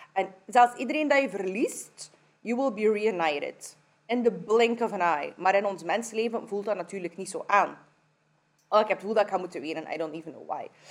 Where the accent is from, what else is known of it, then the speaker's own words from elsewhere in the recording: Kyrgyzstan; now in Belgium; Ik kom van Kyrgyzstan